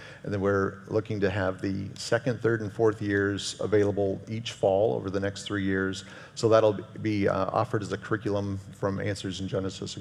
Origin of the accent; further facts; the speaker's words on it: the desert West, United States; I grew up in a little different environment, that the desert, desert west